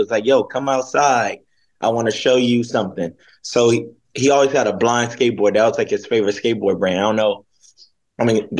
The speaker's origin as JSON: {"language": "English", "town": "Inglewood", "region": "California", "country": "United States", "tie": "born or raised there", "also_born_or_lived": "Hawthorne, California", "said": "I'm from Inglewood, California, but I grew up skating in Hawthorne. And a little bit of Inglewood, but grew up skating in Hawthorne."}